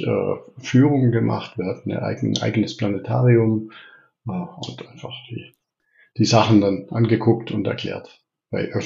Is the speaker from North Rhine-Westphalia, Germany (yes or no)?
no; Reutlingen, Baden-Württemberg, Germany; accent: Swabian; Ja, also ich bin, was man meinem Dialekt wahrscheinlich äh, unschwer anhört, Schwabe. Ich bin äh, gebürtig in Reutlingen, das liegt da südlich von Stuttgart, bin dort auch aufgewachsen, in der, mitten in der Stadt.